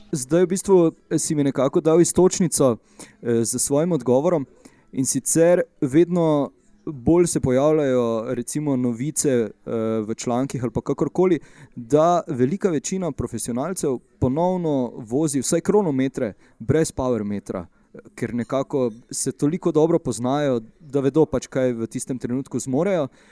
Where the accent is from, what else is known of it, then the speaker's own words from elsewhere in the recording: Maribor, Slovenia; smo oba iz Maribora